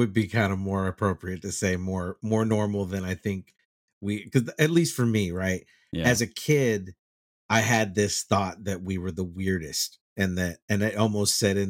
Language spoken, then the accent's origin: English; Texas, United States; that was a lot of what I grew up seeing in Texas.